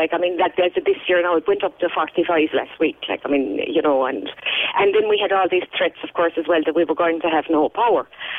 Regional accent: Munster, Ireland; I'm from Kerry.

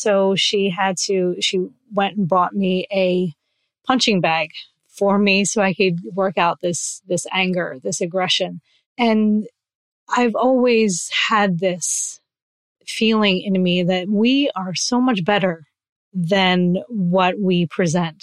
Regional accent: New Jersey, United States; I grew up in New Jersey, still live here

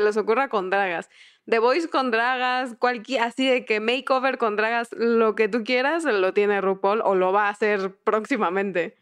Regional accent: southern Mexico, Mexico; Yo soy del sur de México

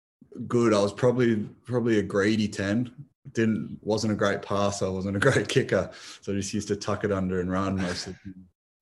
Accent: Sydney, New South Wales, Australia; moved away as an adult; also born or lived in United States / Spain; now in Canberra, Australia; where I grew up in Clovelly.

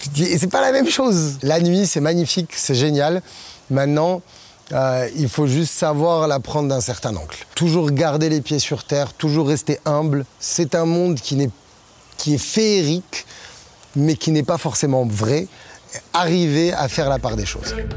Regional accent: Morocco; je suis marocain

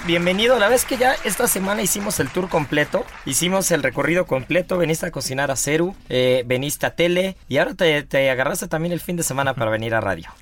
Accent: Mexico; yo soy mexicano

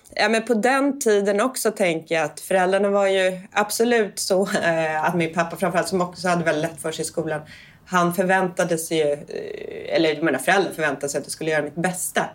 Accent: Danderyd, Stockholm County, Sweden; jag är uppväxt i Enebyberg som är en, en del av Danderyd precis norr om Stockholm

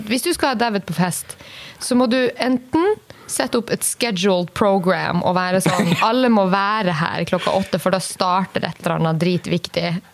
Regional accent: Kirkenes, Finnmark, Norway; moved away; Når jeg er hjemme i Kirkenes og mormor skal lage uh, middag

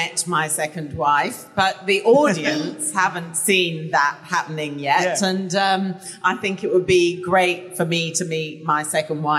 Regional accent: England, United Kingdom; I'm English

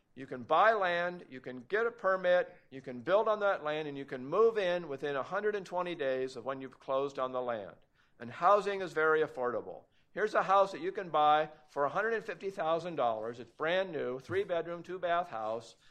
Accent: Portland, Oregon, United States; moved away; I grew up in Portland, Oregon before it was heavily regulated

